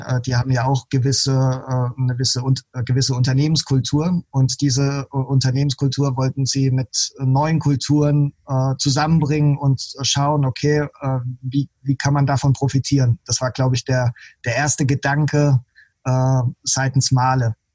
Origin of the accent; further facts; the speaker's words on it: Heidelberg area, Baden-Württemberg, Germany; ich komme ja aus dem Heidelberger Raum